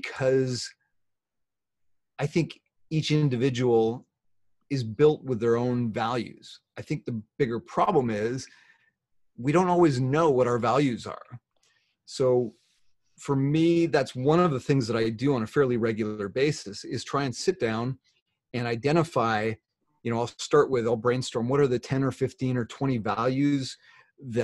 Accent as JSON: {"language": "English", "country": "Canada", "said": "I'm Canadian"}